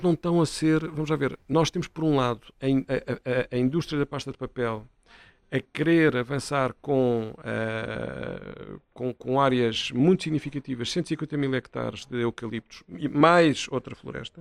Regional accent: Setúbal, Portugal; eu sou natural de Setúbal

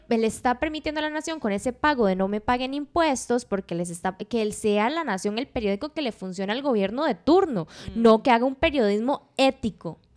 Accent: Occidente, Costa Rica; yo soy de Occidente, digamos, yo soy de una zona rural

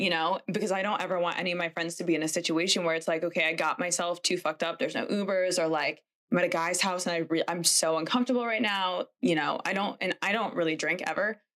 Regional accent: Connecticut, United States; I'm from Connecticut, so also a northerner

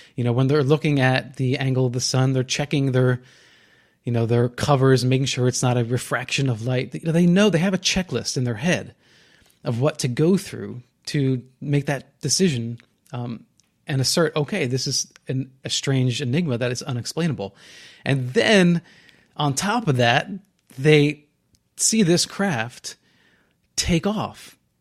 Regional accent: New Jersey, United States; growing up in New Jersey

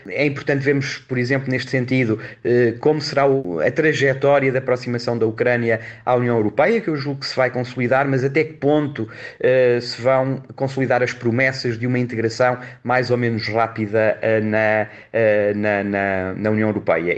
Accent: Portugal; nós, como portugueses

